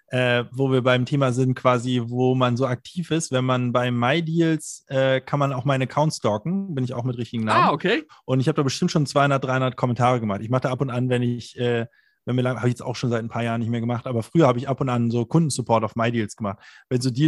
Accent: Hamburg, Germany; Bei uns in Hamburg

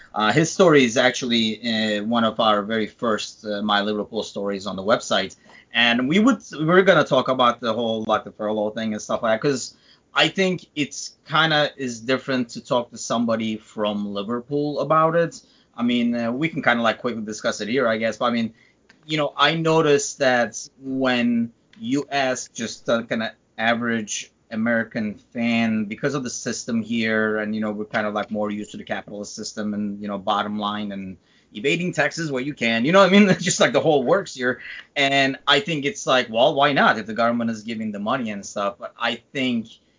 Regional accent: Istanbul, Turkey; also born or lived in United Kingdom; now in United States; I'm from Istanbul

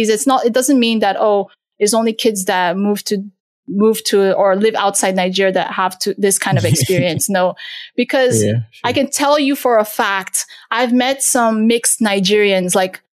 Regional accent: Turkey; born there; I was born in Turkey. So like I had a lot of, you know, Turkish, Middle Eastern influence as well.

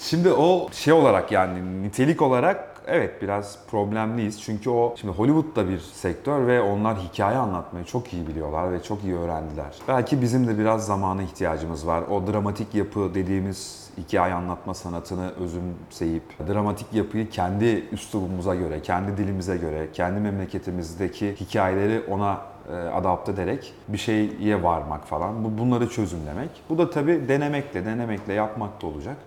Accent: Sorgun, Yozgat Province, Turkey; moved away; Ben böyle küçük bir ilçede büyüdüm, Yozgat Sorgun'da.

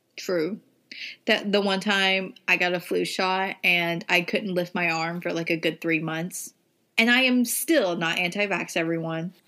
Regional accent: the South, Southern United States, United States; accent: country, Southern; My country accent coming out. I can't help it. I'm a Southern queen.

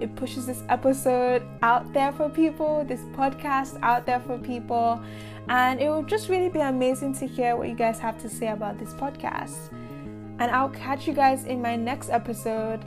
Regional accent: Nigeria; I grew up in Nigeria

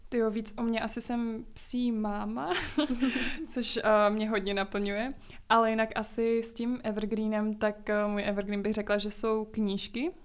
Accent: Prague, Czechia; Z Prahy. No to já taky

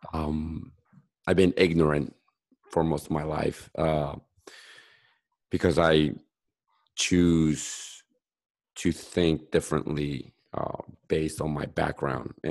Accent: Bolivia; now in United States; I'm from South America, I'm Bolivian

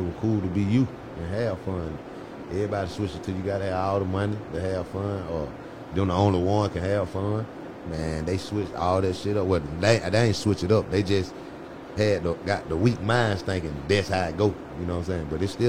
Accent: Cleveland, Ohio, United States; If I'm from Cleveland, then went to school, all of us together in the way.

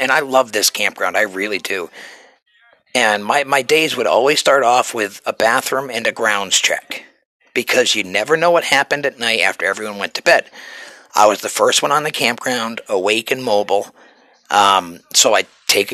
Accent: New Hampshire, United States; moved away; You can take the boy out of New Hampshire, but you cannot take the New Hampshire out of the boy

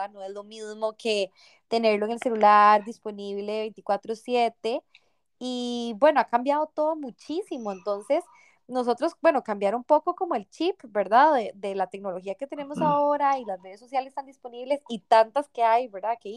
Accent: Paraguay; soy de Paraguay y yo en Barcelona

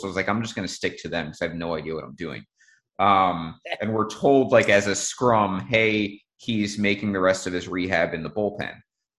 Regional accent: New Jersey, United States; So I'm 19. I'm interning for ESPN Radio. I'm from New Jersey, so I only had my license for like 2 years at the time.

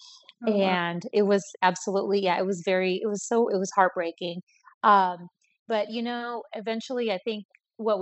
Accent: Colorado, United States; I was born in Colorado

